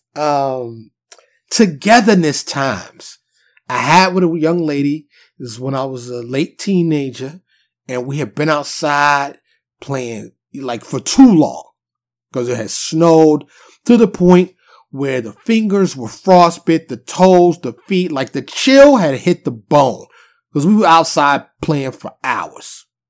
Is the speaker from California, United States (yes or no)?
no; New York City, New York, United States; now in Texas, United States; born and raised in New York City, mostly Harlem and the Bronx